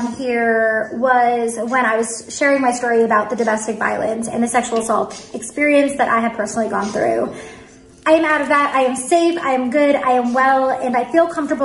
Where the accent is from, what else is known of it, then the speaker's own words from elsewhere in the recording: New York City, New York, United States; moved away; I grew up on Cranberry Court in Staten Island